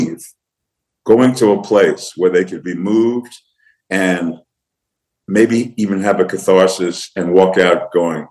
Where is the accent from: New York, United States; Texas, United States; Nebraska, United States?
New York, United States; When I was a kid growing up in New York